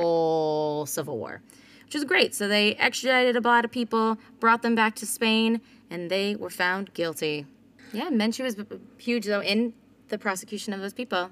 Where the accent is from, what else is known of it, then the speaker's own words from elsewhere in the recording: United States; me being an American